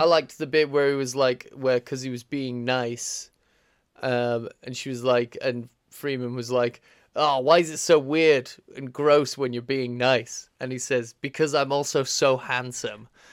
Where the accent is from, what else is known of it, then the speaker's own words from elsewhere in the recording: United Kingdom; We're British